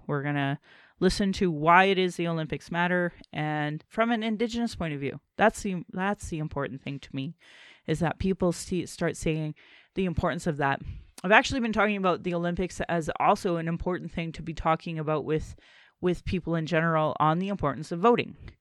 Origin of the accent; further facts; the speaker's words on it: Calgary, Alberta, Canada; I was born in Calgary